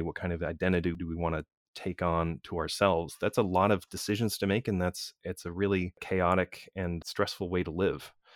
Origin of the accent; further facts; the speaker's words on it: United States; built into my culture as an American